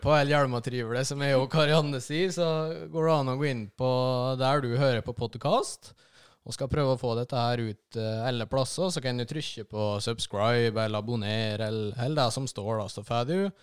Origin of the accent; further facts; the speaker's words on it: Lom, Innlandet, Norway; De årene som jeg fikk på videregående hjemme i Lom